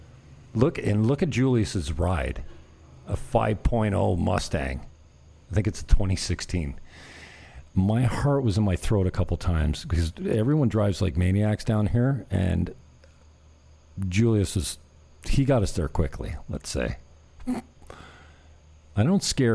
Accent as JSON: {"language": "English", "area": "Niagara", "region": "Ontario", "country": "Canada", "moved": "yes", "said": "I come from the Great White North"}